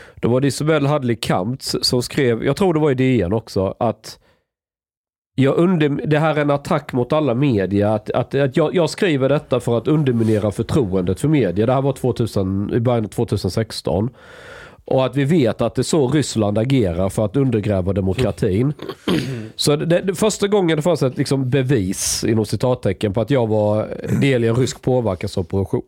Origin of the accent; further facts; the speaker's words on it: Skåne, Sweden; jag är skåning